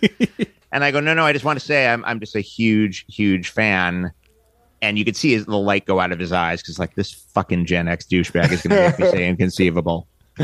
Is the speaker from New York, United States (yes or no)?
yes; New York City, New York, United States; And I grew up in Manhattan